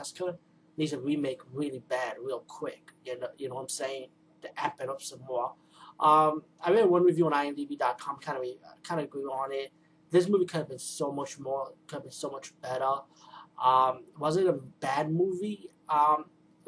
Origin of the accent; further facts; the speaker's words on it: New York City, New York, United States; I'm from the Bronx